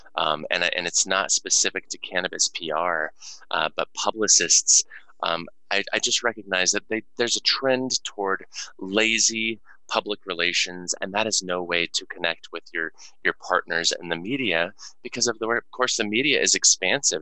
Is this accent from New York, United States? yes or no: no; Denver, Colorado, United States; born or raised there